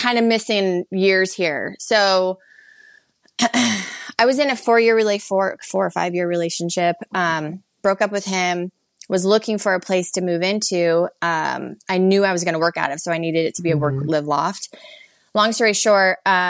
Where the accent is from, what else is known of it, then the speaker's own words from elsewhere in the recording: Phoenix, Arizona, United States; moved away as an adult; now in Hermosa Beach, United States; I'm currently in Hermosa Beach, California, originally born and raised in Phoenix, Arizona